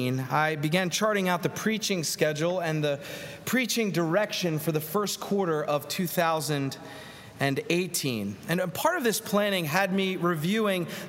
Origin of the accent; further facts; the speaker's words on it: Philadelphia, Pennsylvania, United States; now in Atlanta, United States; In the little row home I grew up in Northeast Philadelphia, a wonderful blue-collar neighborhood there